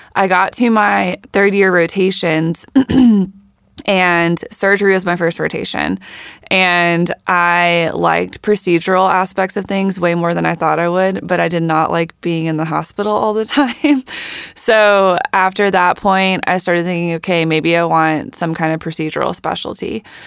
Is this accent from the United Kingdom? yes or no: no; Warner Robins, Georgia, United States; also born or lived in Atlanta, Georgia; I grew up in Warner Robins, Georgia